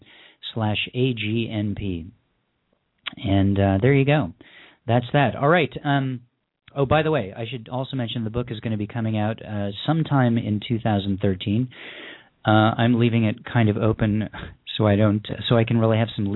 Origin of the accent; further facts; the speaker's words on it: Southern California, United States; I'm from Southern California